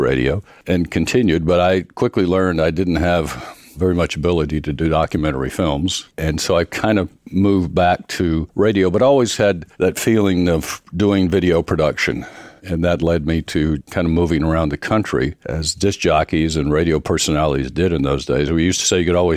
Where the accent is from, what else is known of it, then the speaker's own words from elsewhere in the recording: near Mount Airy, North Carolina, United States; I grew up in a rural part of North Carolina. Oddly enough, it was a little town near Mount Airy, North Carolina